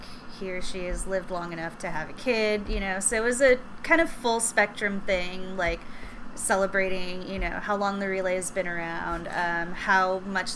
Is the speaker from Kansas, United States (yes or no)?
no; Orange County, California, United States; now in Los Angeles, United States; growing up in Orange County